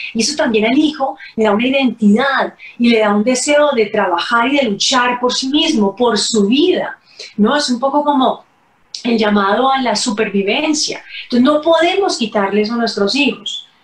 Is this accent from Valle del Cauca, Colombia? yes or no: yes; Cali, Valle del Cauca, Colombia; en mi tierra, en Cali